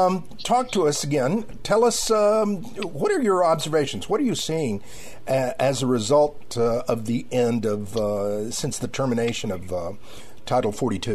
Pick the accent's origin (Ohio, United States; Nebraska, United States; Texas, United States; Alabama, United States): Texas, United States; Laredo; now in San Antonio, United States; my hometown